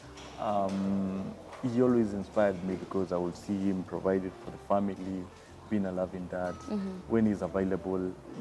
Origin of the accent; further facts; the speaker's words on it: Makueni County, Kenya; first language Kamba; English is a second language; moved away; also born or lived in Thika / Nairobi; having grown up in the village in Makueni